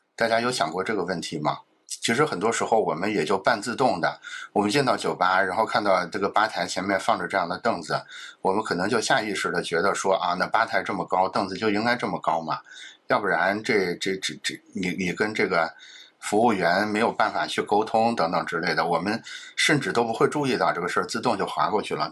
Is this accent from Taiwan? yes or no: no; China; 其实我们中国人是很熟悉类似这种氛围的